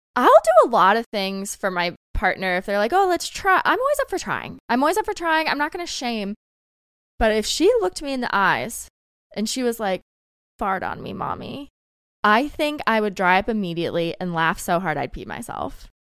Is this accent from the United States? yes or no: yes; the South, United States; I grew up in the South